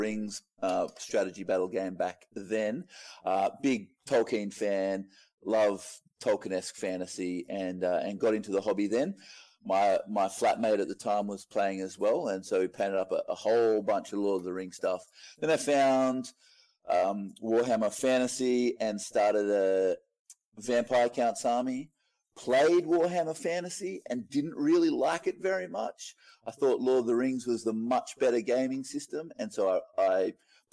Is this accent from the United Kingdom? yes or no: no; Moree, New South Wales, Australia; I am from Moree in northwest New South Wales, small little country town.